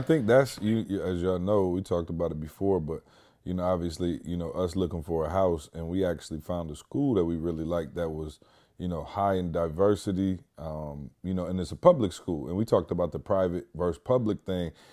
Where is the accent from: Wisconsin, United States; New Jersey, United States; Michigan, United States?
Michigan, United States; Lansing; now in Georgia, United States; Lansing, my hometown